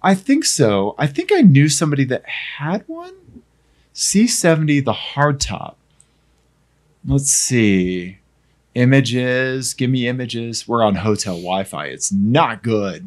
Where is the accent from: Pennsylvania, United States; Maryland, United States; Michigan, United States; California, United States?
Pennsylvania, United States; accent: Pennsylvania; my Pennsylvania accent